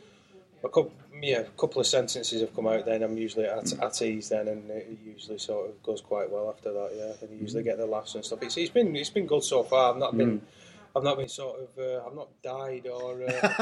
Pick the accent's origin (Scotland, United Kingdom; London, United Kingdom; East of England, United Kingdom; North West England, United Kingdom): North West England, United Kingdom; Farnworth; Farnworth, I mean, growing up there was quite, there's a lot of crime and stuff